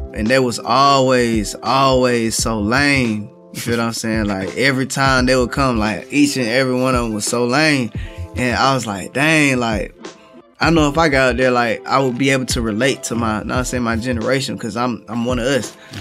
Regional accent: Atlanta, Georgia, United States; I am from Atlanta, Georgia, the east side of Atlanta

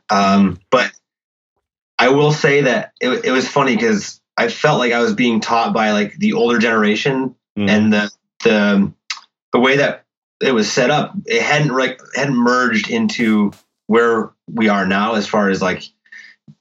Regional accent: Syracuse, New York, United States; also born or lived in Philadelphia; I grew up in Syracuse.

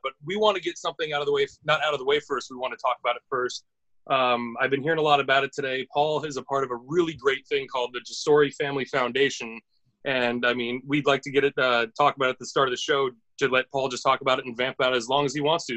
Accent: United States; as an American

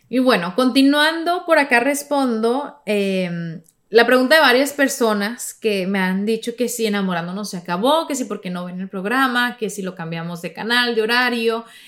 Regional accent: Sonora, Mexico; yo soy de Sonora

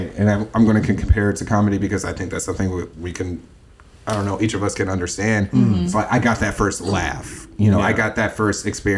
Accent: Midwest, United States; what I grew up in the Midwest, or what people down here consider the North

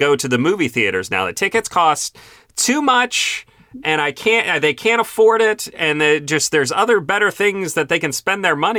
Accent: Virginia, United States; now in Dallas, United States; I live in Dallas. You know, tickets are a little more expensive here than where I grew up in Stafford County, Virginia.

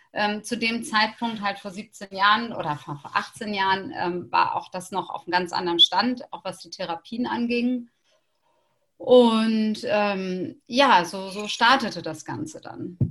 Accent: Hamburg, Germany; ich als Hamburgerin

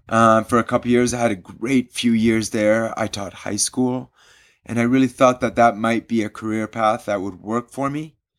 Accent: Switzerland; also born or lived in London / India; I grew up in Switzerland

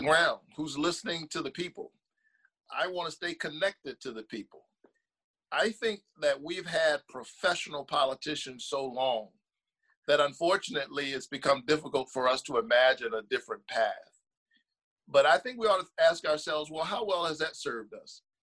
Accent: Savannah, Georgia, United States; I was born in this state, raised in this state, down in Savannah, Georgia

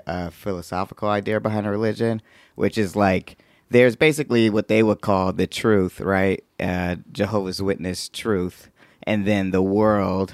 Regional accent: Atlanta, Georgia, United States; I'm from Atlanta. That's where I grew

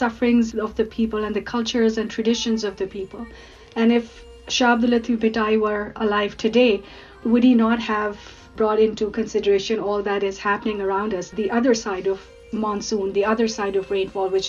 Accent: Karachi, Sindh, Pakistan; now in Alberta, Canada; I was born and raised in Pakistan

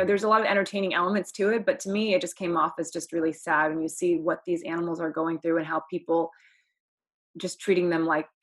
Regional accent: Oklahoma, United States; I'm also from Oklahoma

